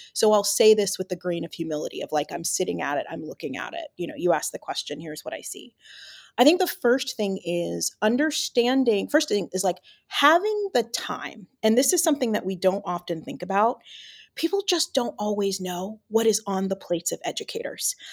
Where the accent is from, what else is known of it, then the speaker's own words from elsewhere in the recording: Atlanta, Georgia, United States; I taught in my hometown, Atlanta.